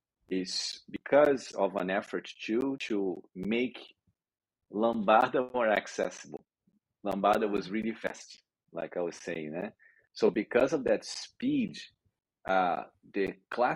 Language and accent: English; Rio de Janeiro, Brazil; I'm from Rio de Janeiro in Brazil